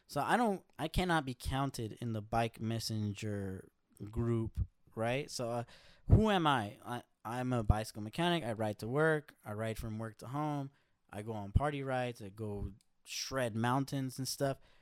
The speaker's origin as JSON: {"language": "English", "town": "Los Angeles", "region": "California", "country": "United States", "tie": "born or raised there", "said": "I grew up in L A. I grew up in South L"}